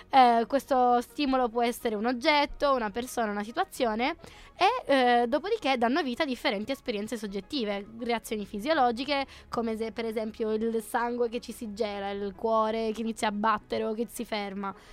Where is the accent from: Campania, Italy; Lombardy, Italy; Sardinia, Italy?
Sardinia, Italy; Io sono sarda